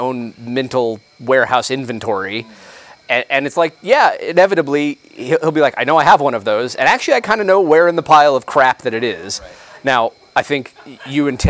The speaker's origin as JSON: {"language": "English", "region": "New Mexico", "country": "United States", "tie": "born or raised there", "said": "I grew up in New Mexico"}